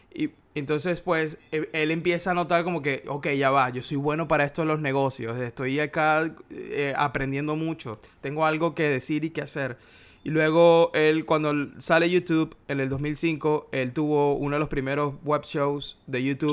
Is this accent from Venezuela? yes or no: yes; Maracaibo, Zulia, Venezuela; Soy de una ciudad que se llama Maracaibo